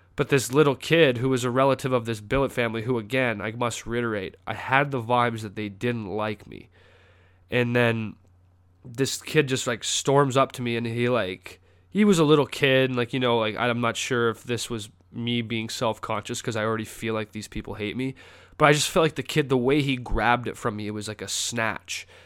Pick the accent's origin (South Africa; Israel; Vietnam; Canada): Canada; moved away as an adult; now in North Carolina, United States; I'm from Canada